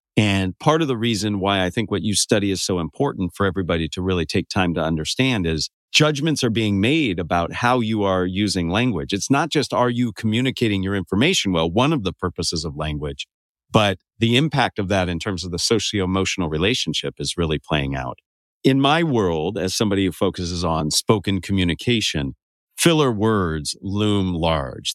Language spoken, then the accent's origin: English; Santa Cruz, California, United States; growing up in Northern California near Santa Cruz